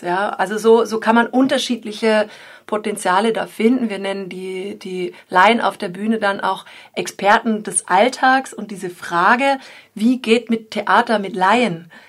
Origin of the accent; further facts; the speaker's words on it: the area around Freiburg, Baden-Württemberg, Germany; now in Dresden, Germany; weil ich bin sogar hier in der Gegend geboren und war schon lange nicht mehr hier unten.